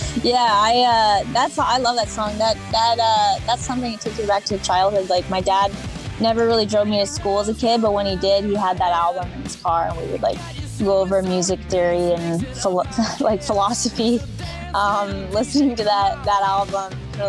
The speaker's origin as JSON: {"language": "English", "region": "California", "country": "United States", "said": "I really respect the genre, but I'm from California."}